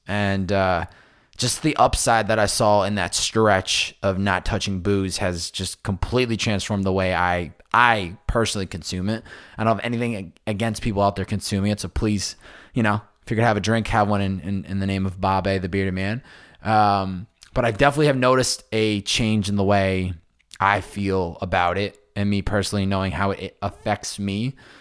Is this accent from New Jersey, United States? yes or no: no; Massachusetts, United States; now in Southern California, United States; growing up on the Northeast, A K A Massachusetts